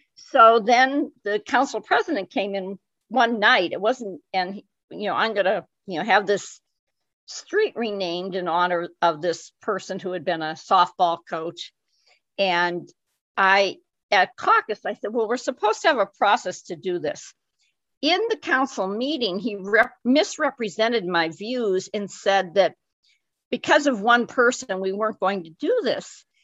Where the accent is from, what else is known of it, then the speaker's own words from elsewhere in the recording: Erie, Pennsylvania, United States; also born or lived in Glens Falls, New York / Milwaukee / Battle Creek, Michigan / Fort Wayne, Indiana; I was uh, lived my most of my young life in Erie, even though I was born in Glens Falls, New York. My parents moved back to Erie when I was six months old